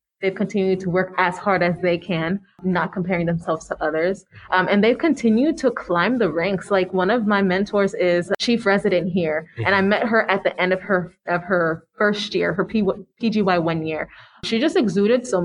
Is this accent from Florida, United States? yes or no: yes; Florida, United States; growing up in Florida and going to medical school in Florida, being Haitian